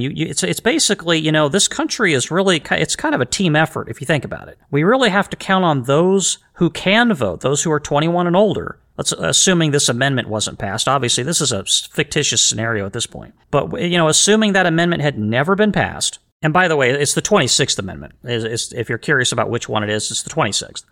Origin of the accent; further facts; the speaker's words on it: United States; as the American people